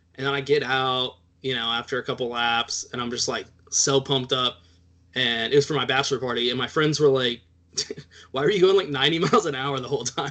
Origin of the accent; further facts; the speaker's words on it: Texas, United States; I'm Texan, so I'm like halfway Mexican already